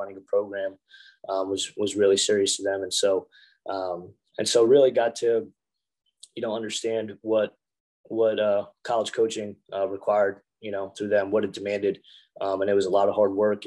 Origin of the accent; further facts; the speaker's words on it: Southwest Long Island, New York, United States; I'm originally from Southwest Long Island, New York, Section 8 wrestling